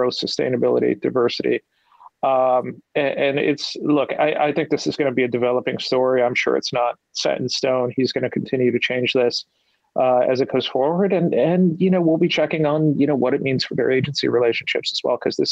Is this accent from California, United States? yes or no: no; Pennsylvania, United States; I'm from Pennsylvania